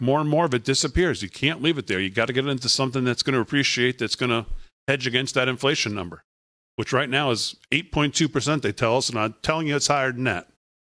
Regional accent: West Virginia, United States; inflation is the number one driving factor in people's minds, especially in my home state of West Virginia.

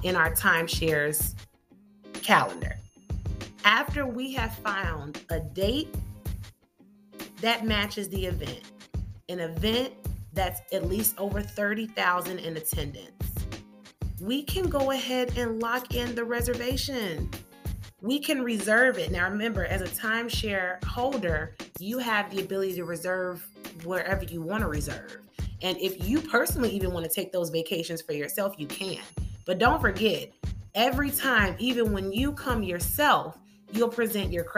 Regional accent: Chicago, Illinois, United States; I'm from Chicago

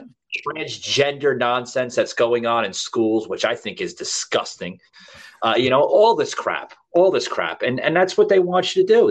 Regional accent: New York, United States; I'm from New York

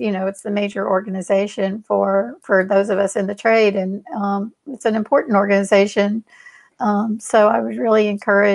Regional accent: Houston, Texas, United States; I'm like a seventh or eighth generation Houstonian.

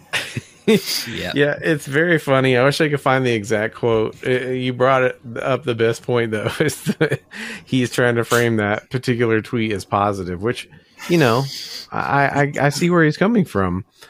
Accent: Memphis, Tennessee, United States; I'm from Memphis, Tennessee

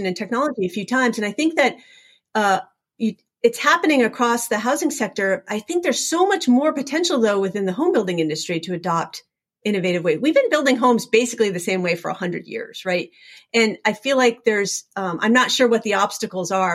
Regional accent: Vermont, United States; I grew up in Vermont

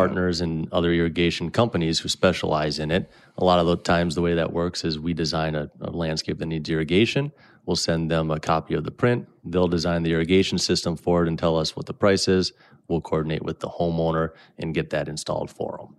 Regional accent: Brainerd, Minnesota, United States; also born or lived in Bemidji; I was born in Brainerd. Um, I still live up in Brainerd today, just a little south of Nisswa. Grew up there

